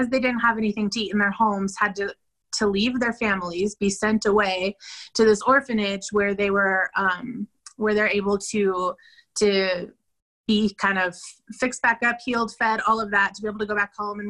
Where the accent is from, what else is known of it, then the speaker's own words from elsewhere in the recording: Denver, Colorado, United States; moved away as an adult; now in San Pedro Sula, Honduras; I'm from Denver, but I've been living in Honduras, San Pedro Sula, for the last